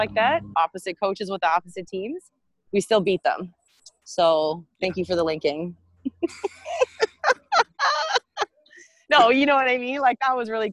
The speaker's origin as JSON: {"language": "English", "country": "Canada", "lives_now": "Toronto, Canada", "said": "The nice thing about this city is, first of all, we're Canadian"}